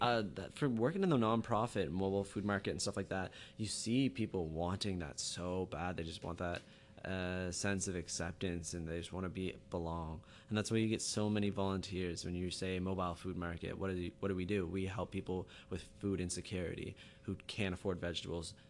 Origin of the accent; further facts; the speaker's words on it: Halifax, Nova Scotia, Canada; I'm from Halifax, Nova Scotia